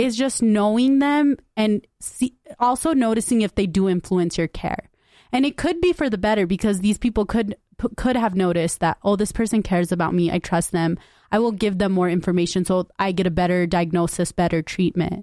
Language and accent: English; United States; I grew up in West Valley